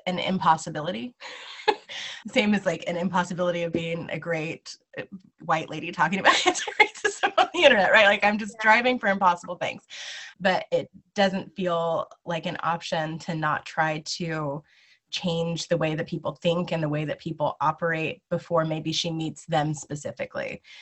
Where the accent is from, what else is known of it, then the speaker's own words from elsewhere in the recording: Lawrence, Kansas, United States; I'm from Lawrence, Kansas.